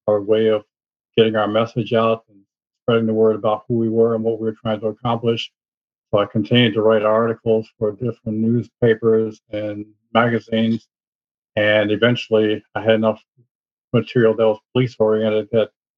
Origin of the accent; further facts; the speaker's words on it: Chicago, Illinois, United States; I was born and raised in the Chicago area